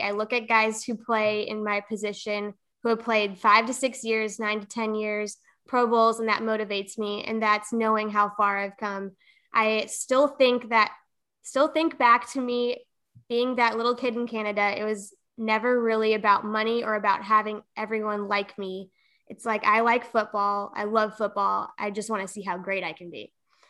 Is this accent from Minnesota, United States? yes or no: yes; Minnesota, United States; born there; No, I was born in Minnesota, and my parents grew up in South Dakota.